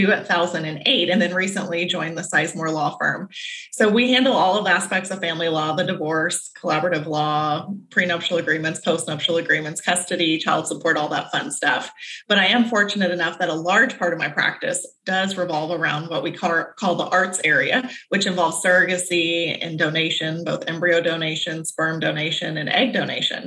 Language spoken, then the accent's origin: English; Arlington, Texas, United States; I grew up in Arlington, Texas